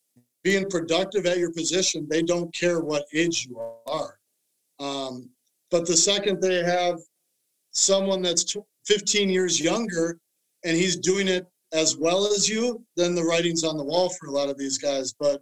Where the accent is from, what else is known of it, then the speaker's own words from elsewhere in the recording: Minnesota, United States; growing up in Minnesota, watching Randy Moss